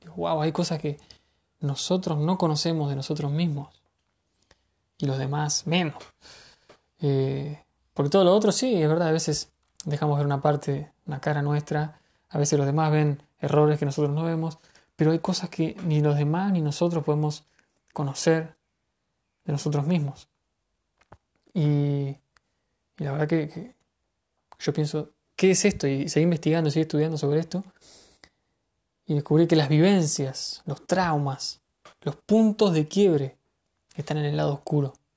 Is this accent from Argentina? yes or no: yes; Argentina; en mi país